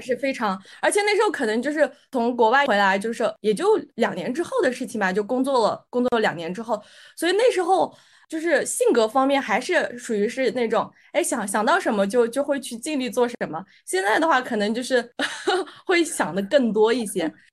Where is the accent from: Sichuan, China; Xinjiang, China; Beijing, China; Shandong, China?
Xinjiang, China; Aksu; also born or lived in United Kingdom / Malaysia / Shenzhen; now in Shanghai, China; 我来自新疆阿克苏，是一个南疆城市。那目前呢，我在上海。我之前呢，也是在英国和马来西亚留学过。然后来上海之前呢，我是在深圳待过，呃，一段时间。那我现在是在一家，呃，面向区块链技术的一个创业团队做项目经理